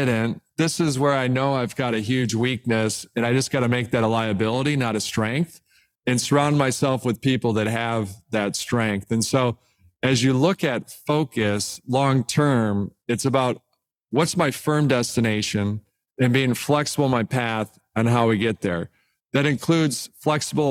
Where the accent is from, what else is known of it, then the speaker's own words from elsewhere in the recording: Detroit, Michigan, United States; I'm an intern at Cadillac growing up in Detroit